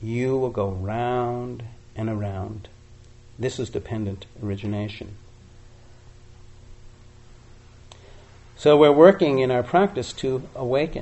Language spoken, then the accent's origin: English; Boston, Massachusetts, United States; when I was 16 years old, growing up in Boston area